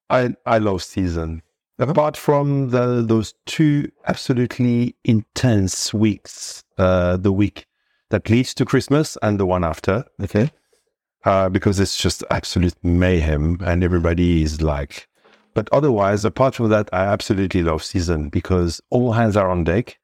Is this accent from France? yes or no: yes; Cannes, Provence-Alpes-Côte d'Azur, France; moved away as an adult; now in Noordhoek, South Africa; I was born in Cannes, in the hmm. south of France, uh, in a typical Provençal family.